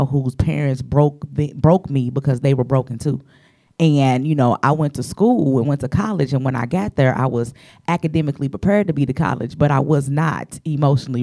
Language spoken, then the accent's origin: English; St. Louis, Missouri, United States; I'm from the Lou. I'm the show me state.